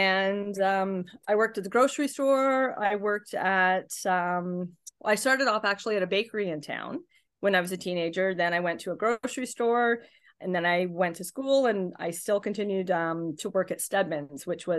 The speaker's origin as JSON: {"language": "English", "town": "Carleton Place", "region": "Ontario", "country": "Canada", "tie": "born or raised there", "said": "So I was born in the Carlton Place Hospital when people were still having babies in the Carlton Place Hospital. My big move was from one side of the bridge to the other for a few years, and then I moved back. So I haven't lived anywhere but Carlton Place."}